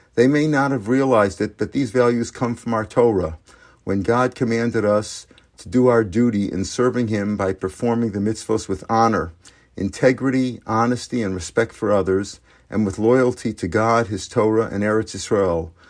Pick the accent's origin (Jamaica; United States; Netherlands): United States; St. Louis, Missouri; moved away; my hometown Cardinals